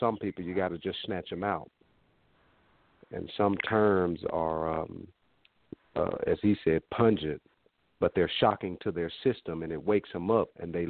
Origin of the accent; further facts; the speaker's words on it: Little Rock, Arkansas, United States; I grew up right here in Little Rock, a neighborhood called the East End.